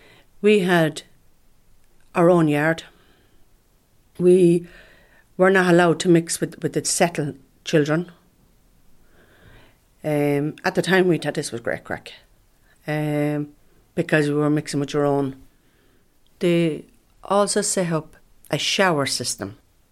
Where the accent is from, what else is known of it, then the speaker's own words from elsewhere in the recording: Ireland; I'm an Irish traveller woman. I'm 54 years of age.